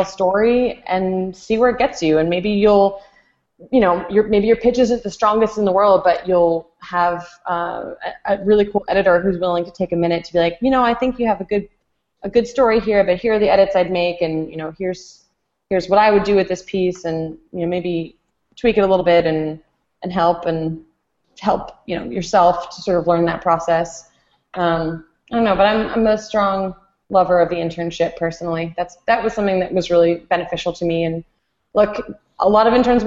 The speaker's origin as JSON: {"language": "English", "region": "Connecticut", "country": "United States", "tie": "born or raised there", "said": "my home state of Connecticut. So for a nutmegger, for someone from Connecticut"}